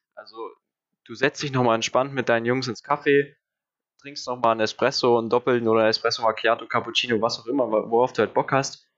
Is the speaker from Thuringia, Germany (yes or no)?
yes; Thuringia, Germany; habe ich halt eigentlich nie wirklich meine Heimat verlassen, also äh, immer in Thüringen geblieben